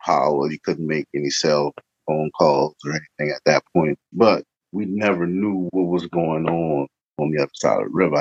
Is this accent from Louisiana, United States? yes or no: yes; New Orleans, Louisiana, United States; moved away as an adult; now in Cincinnati, United States; I was born and raised in the Ninth Ward